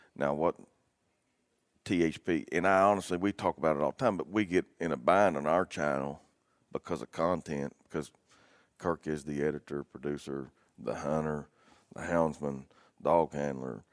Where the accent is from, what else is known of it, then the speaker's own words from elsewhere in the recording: West Virginia, United States; born and raised in West Virginia.